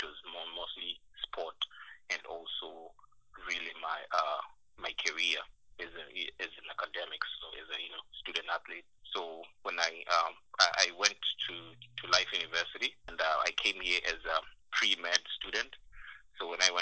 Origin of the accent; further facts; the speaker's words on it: Zimbabwe; moved away as an adult; I came from Zimbabwe